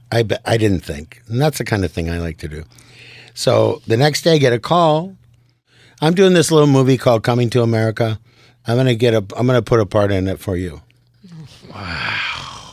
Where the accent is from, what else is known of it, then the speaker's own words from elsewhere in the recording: Midwest, United States; I'm from the Midwest